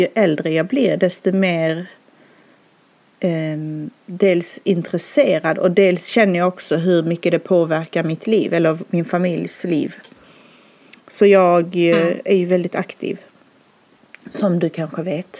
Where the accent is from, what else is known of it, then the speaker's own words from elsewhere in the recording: Skåne, Sweden; moved away as an adult; now in Stockholm, Sweden; jag bor i Stockholm men jag är som du hör från Skåne. Jag är uppvuxen där